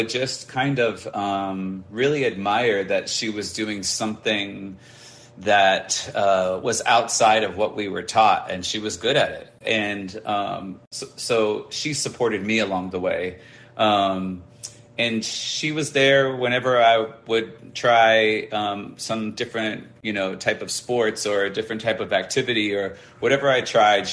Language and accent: English; suburb 45 minutes outside of LA, California, United States; my hometown was maybe like 45 minutes from outside of LA, but it was a suburb.